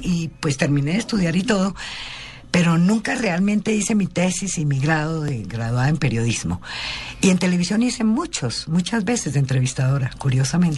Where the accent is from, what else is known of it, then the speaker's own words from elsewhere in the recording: Bogotá, Colombia; accent: cachaca; also born or lived in Colombian Caribbean coast; Y así terminé en Bogotá, en Chapinero pasé toda mi, mi juventud, mi infancia, mi juventud. Y me quedé en Bogotá y ya soy Rola. Y yo voy a Barranquilla y me dicen cachaca